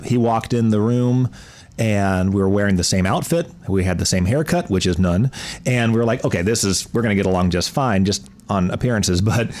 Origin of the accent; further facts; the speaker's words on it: Raleigh, North Carolina, United States; Raleigh, North Carolina.